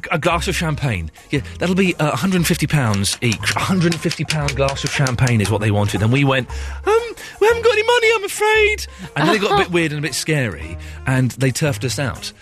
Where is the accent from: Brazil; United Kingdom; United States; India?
United Kingdom; Slough, South East England; When I was 17, some friends of mine, we came up from Slough to London